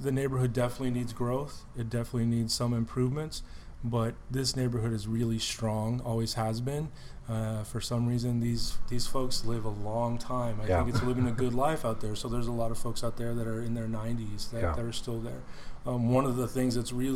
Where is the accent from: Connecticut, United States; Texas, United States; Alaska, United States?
Texas, United States; Houston; I was born and raised in Houston